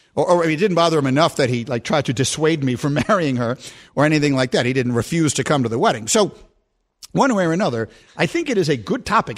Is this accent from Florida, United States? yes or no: no; New York, United States; when I was growing up in New York in the seventies